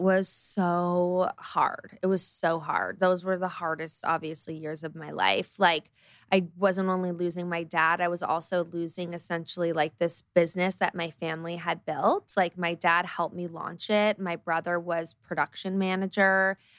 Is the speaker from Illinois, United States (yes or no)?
no; Los Angeles, California, United States; also born or lived in Colorado; I grew up in Los Angeles